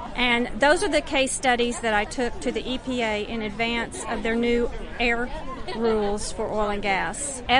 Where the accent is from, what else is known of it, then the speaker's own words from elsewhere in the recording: Texas, United States; I'm from Texas. I lived in Wise County in North Texas